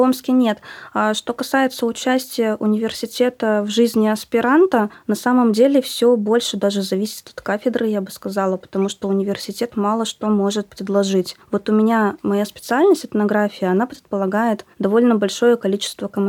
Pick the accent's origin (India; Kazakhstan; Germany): Kazakhstan; Northern Kazakhstan; now in Omsk, Russia; Я сама родилась в Северном Казахстане